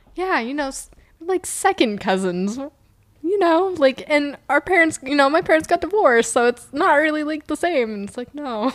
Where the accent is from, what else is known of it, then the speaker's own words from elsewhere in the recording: Reno, Nevada, United States; moved away as an adult; also born or lived in Terrebonne, Oregon; now in Oregon, United States; I grew up in Reno